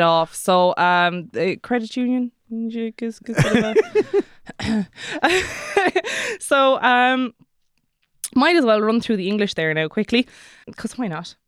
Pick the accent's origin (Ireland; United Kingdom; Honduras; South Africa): Ireland; Kerry, Munster; I'm from Kerry, so that's how I'm gonna say it